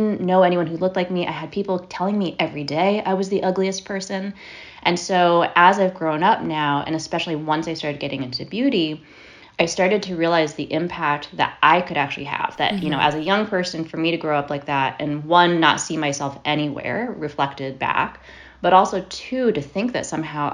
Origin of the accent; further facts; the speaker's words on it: Monroe, Connecticut, United States; I grew up mostly in Connecticut. I grew up in a little town called Monroe, which is part of Fairfield County